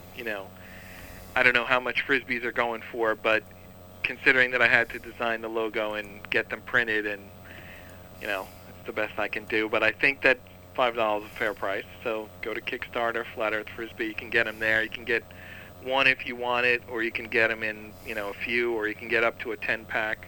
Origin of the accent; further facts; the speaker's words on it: New York City, New York, United States; I'm from Staten Island